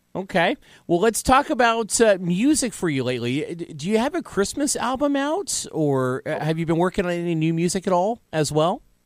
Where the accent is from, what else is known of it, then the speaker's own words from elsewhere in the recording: Evansville, Indiana, United States; also born or lived in Washington, Indiana; we moved to Evansville, Indiana